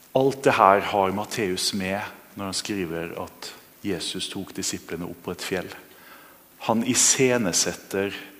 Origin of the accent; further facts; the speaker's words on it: Kristiansund, Møre og Romsdal, Norway; moved away; Jeg vokste opp i Kristiansund